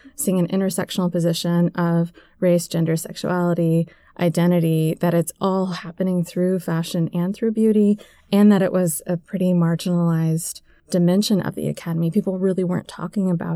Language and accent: English; Tennessee, United States; moved away; where I grew up in Tennessee